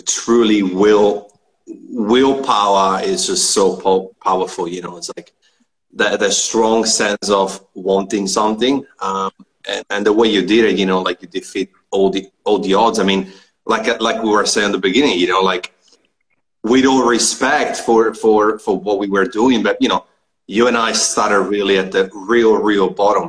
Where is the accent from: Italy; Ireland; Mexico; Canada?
Italy; Trento, Trentino-Alto Adige; moved away; also born or lived in Melbourne, Australia; technically I'm from Trento, which is not far from Trieste